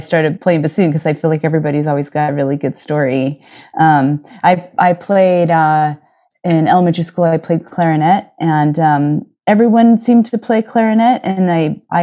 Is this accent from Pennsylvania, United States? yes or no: no; near San Francisco, California, United States; moved away as an adult; also born or lived in Los Angeles; now in New York, United States; I grew up near San Francisco